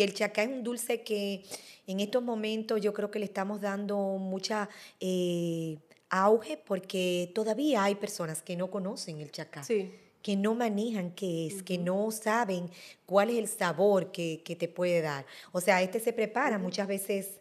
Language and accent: Spanish; Dominican Republic; somos nosotros los dominicanos